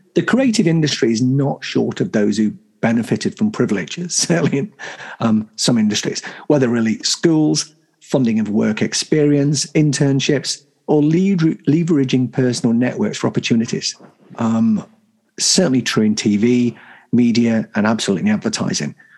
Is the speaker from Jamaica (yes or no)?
no; the North of England, United Kingdom; I'm a I'm a Northern. I'm proud of where I came from